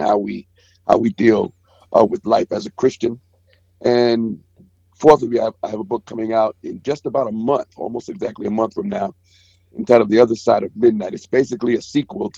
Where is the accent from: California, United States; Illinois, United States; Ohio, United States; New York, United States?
New York, United States; New York City; I'm from Brooklyn, New York. Been a Brooklyn native, been living there all my life. Grew up in the projects